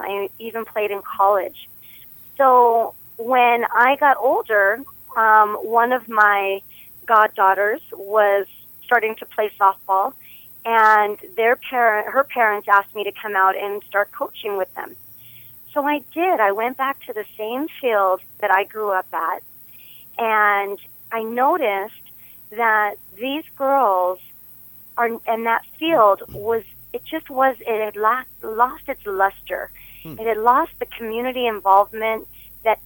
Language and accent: English; El Monte, California, United States; I've been in El Monte since I was seven.